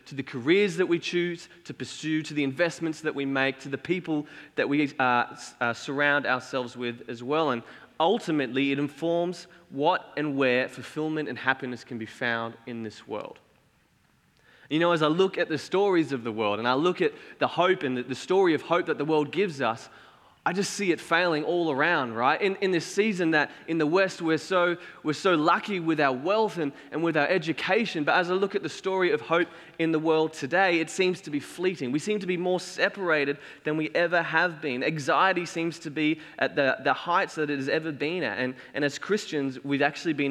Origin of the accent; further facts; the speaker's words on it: Cairns, Queensland, Australia; moved away as an adult; now in Ormeau, Australia; we grew up in Cairns where there's heaps of sugarcane everywhere